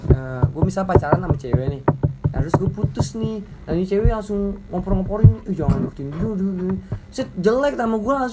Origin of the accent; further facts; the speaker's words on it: Padang, West Sumatra, Indonesia; gue kan dari Padang kan gue dari Padang